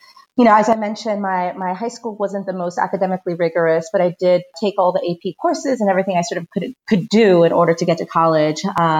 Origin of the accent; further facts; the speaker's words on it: East Palo Alto, California, United States; I grew up in East Palo Alto, California, but went to school in Redwood City.